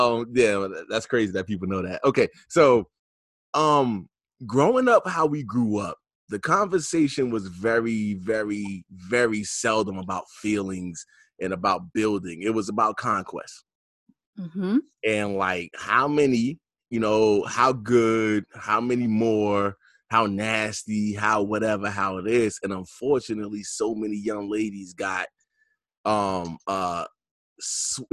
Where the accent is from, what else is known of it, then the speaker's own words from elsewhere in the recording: New York, United States; I'm from New York